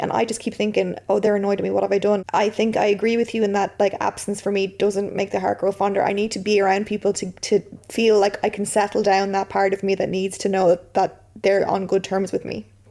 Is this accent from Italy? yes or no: no; Ireland; being Irish